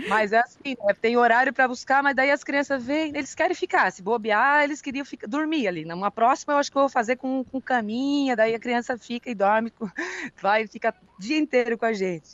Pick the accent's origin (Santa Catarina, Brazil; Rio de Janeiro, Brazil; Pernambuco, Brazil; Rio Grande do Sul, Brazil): Santa Catarina, Brazil; Araranguá; also born or lived in Florianópolis; como eu sou de Araranguá